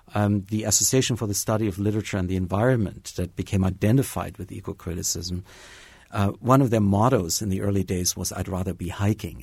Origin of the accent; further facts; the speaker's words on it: Bavaria, Germany; moved away as an adult; also born or lived in Tennessee / Harvard; now in Bloomington, United States; I grew up in Bavaria uh, for most of my early childhood in touch with nature daily